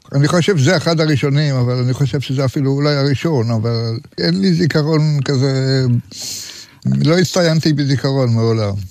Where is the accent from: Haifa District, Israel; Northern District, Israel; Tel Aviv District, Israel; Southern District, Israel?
Tel Aviv District, Israel; Tel Aviv; also born or lived in Jerusalem; תל אביבי, לא כל חיי, אבל אני יליד תל אביב. היו לי כמה בילויים בירושלים, כמה שנים טובות. אחר כך גם בחוץ לארץ, פה ושם. ולסוף חזרתי לעיר, לעיר שאני אוהב.